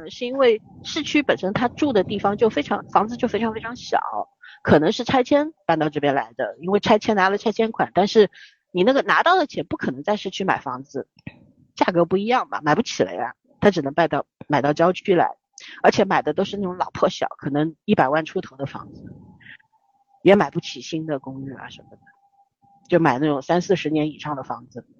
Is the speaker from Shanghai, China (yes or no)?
yes; Shanghai, China; also born or lived in Beijing; 那个时候我从北京，我差不多六岁不到回上海的时候，住在长宁区嘛